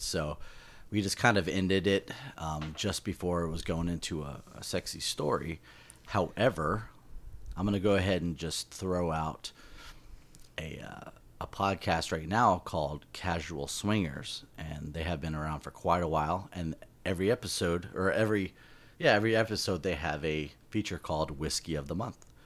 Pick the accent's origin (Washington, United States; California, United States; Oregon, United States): California, United States; Southern; we're from SoCal